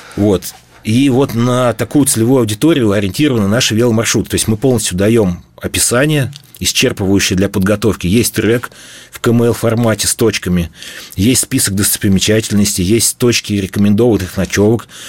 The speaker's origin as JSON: {"language": "Russian", "region": "Bashkortostan", "country": "Russia", "tie": "born or raised there", "said": "Башкирию мы там родились, всю жизнь живем, и мы ее прекрасно знаем"}